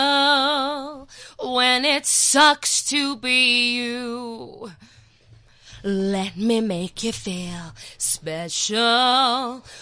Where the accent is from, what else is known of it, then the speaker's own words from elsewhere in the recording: Johannesburg, Gauteng, South Africa; I'm from Johannesburg. I was mm-hmm. born in Johannesburg and I've lived here my whole life.